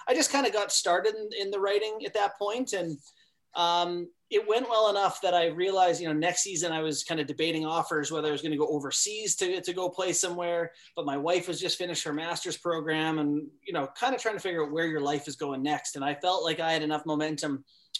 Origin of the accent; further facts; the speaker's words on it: Canada; moved away; also born or lived in Alaska; growing up in Canada and then living in Alaska